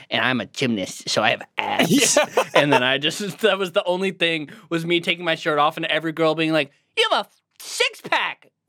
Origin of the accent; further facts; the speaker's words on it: Cape Elizabeth, Maine, United States; grew up on a cape. Cool. Because my hometown was called Cape Elizabeth.